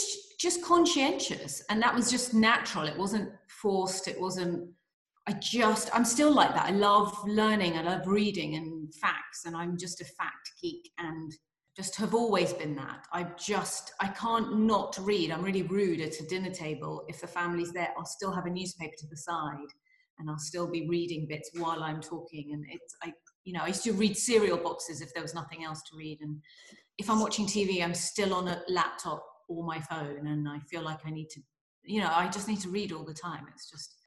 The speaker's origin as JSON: {"language": "English", "region": "London", "country": "United Kingdom", "tie": "born or raised there", "also_born_or_lived": "Nottingham", "said": "I was born in London"}